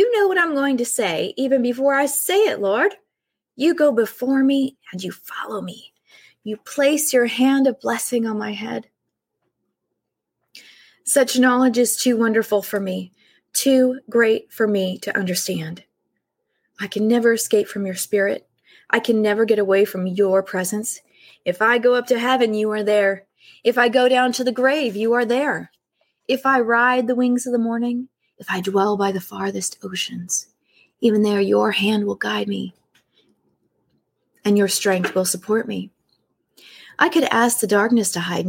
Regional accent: California, United States; I'm from California and staying with my grandmother in the house next to Mary's

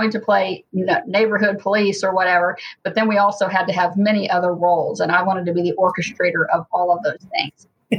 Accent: Hamilton, Ohio, United States; Well, I had a big family, lots of extended family. Both my parents had a lot of siblings, so I had many cousins, and there was always someone around.

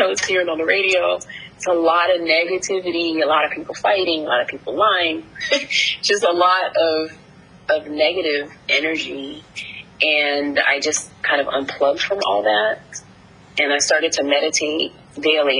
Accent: New Jersey, United States; moved away; growing up in Jersey

